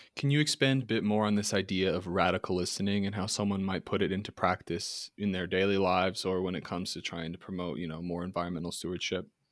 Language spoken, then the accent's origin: English; New York City, New York, United States; I'm from, I was born in Manhattan